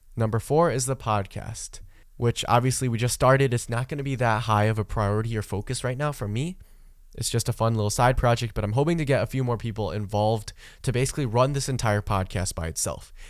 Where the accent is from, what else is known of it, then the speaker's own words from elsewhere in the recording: Michigan, United States; I grew up in Michigan, right? That is my home state. That's where I spent most of my life.